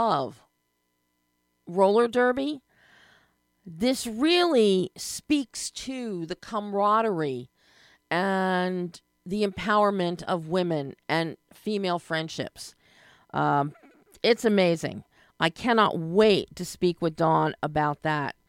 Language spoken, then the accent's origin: English; Philadelphia, Pennsylvania, United States; Growing up in Philadelphia in the 60s